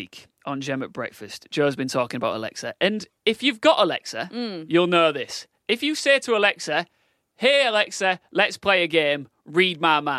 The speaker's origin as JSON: {"language": "English", "region": "the north of England", "country": "United Kingdom", "accent": "northern", "said": "my northern accent"}